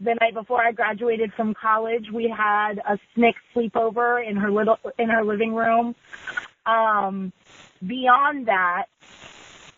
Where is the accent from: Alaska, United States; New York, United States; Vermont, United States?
Vermont, United States; I'm from Vermont